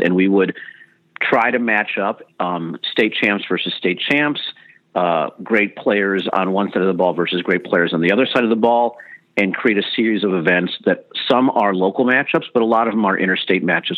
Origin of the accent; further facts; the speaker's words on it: Chicago, Illinois, United States; I grew up in Chicago